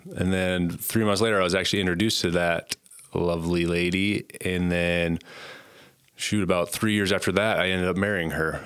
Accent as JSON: {"language": "English", "town": "Conrad", "region": "Montana", "country": "United States", "tie": "born or raised there", "also_born_or_lived": "Butte, Montana", "moved": "as an adult", "lives_now": "Gillette, United States", "said": "I grew up in Conrad, Montana, a little town in northern Montana. Um, born and raised there"}